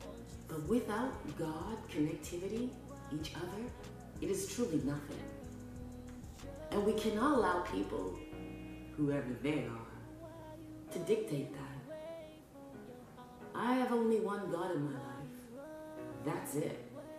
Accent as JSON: {"language": "English", "town": "Scarborough", "region": "Ontario", "country": "Canada", "tie": "born there", "said": "My mom told me I was born in Scarborough, Ontario, Canada, just like every other day, but it wasn't true. I was conceived in Jamaica, and then I was born in Canada."}